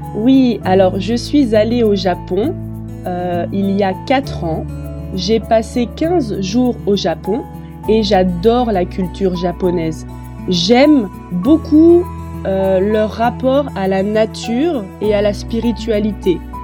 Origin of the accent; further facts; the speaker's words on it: Metz, Grand Est, France; je suis française. Je suis née à Metz, dans le nord de la France